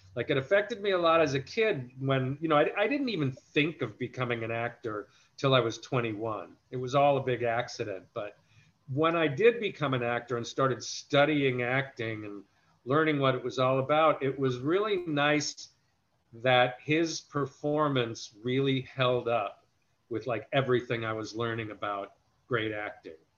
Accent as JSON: {"language": "English", "town": "New York City", "region": "New York", "country": "United States", "tie": "born or raised there", "also_born_or_lived": "Westbury, Long Island", "said": "we moved from Brooklyn probably around the time I was like four or five. So I don't remember too much of growing up there"}